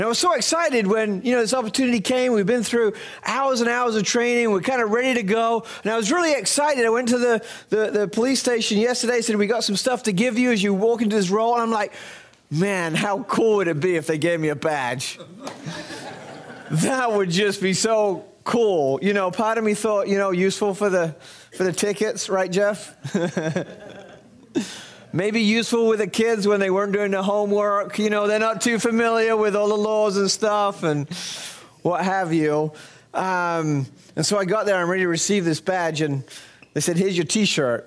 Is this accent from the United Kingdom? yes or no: yes; England, United Kingdom; moved away; when I was a little boy growing up in England